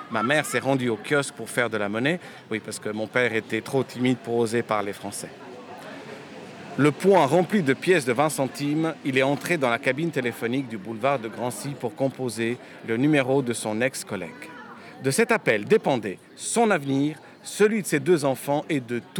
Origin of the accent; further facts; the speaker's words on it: Switzerland; also born or lived in Bucharest, Romania; Je sais que je suis né à Bucarest, mais finalement, euh, une grande, grande partie de ma vie a démarré ici, avec l'arrivée de mes parents en Suisse.